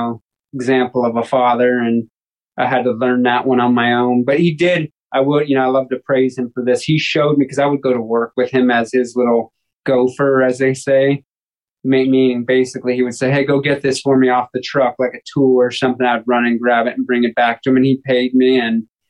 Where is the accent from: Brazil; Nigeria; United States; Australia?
United States; Long Beach, California; I came from Long Beach, California, and was born and raised there in 1984